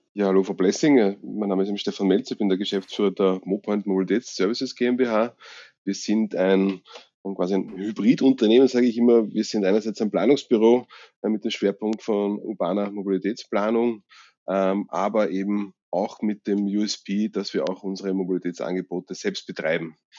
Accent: Vienna, Austria; bei uns in Österreich

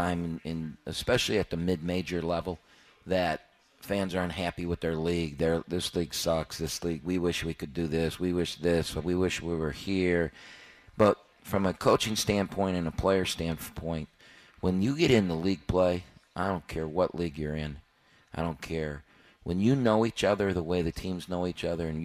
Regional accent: Ann Arbor, Michigan, United States; My dad played football at Michigan. My brother played football at Michigan. I grew up in Michigan's football stadium. I was there every Saturday from the time I was, 4 years old

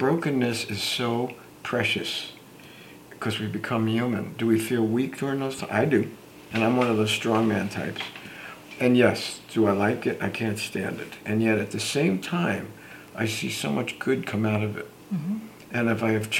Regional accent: Newark, New Jersey, United States; I grew up in the Newark, New Jersey area

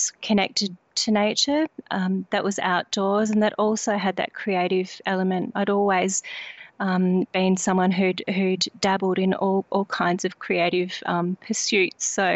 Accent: Australia; also born or lived in Sydney; We did move to this region when I was a child from Sydney through personal circumstances, really initiated a decision in my family to move to the country, and part of that was really to become immersed in rural life, and so I grew up in this area

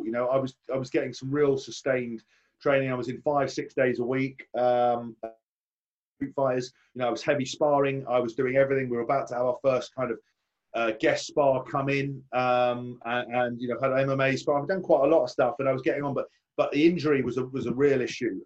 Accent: Windsor, South East England, United Kingdom; moved away as an adult; now in Northampton, United Kingdom; I was born in Windsor, so I've never been anywhere near in the Midlands

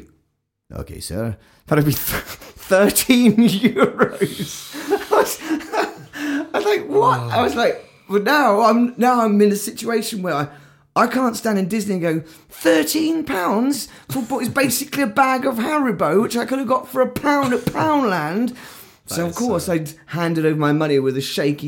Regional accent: England, United Kingdom; we're very English

